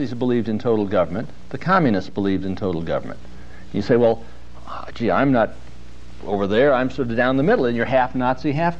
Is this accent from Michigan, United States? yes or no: no; Ojai, California, United States; I was raised up there in Ojai Valley.